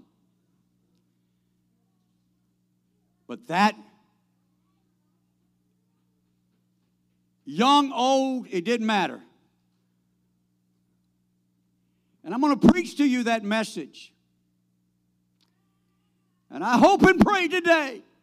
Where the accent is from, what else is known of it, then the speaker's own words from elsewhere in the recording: United States; I'm an American